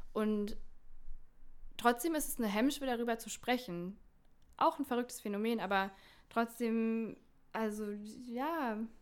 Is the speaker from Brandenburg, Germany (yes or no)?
yes; Eberswalde, Brandenburg, Germany; aus Eberswalde, aus meiner Heimatstadt